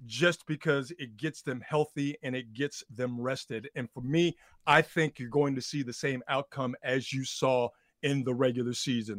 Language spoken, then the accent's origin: English; Houston, Texas, United States; I'm, I'm from Houston, Texas. Shout out H-Town